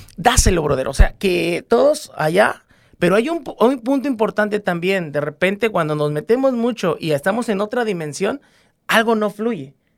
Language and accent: Spanish; Guerrero, Mexico; porque somos guerrerenses